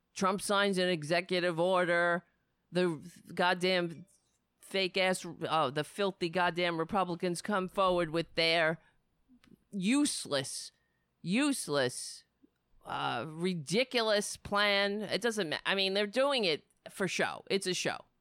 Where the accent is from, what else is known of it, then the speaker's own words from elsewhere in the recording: United States; as an American people, as a community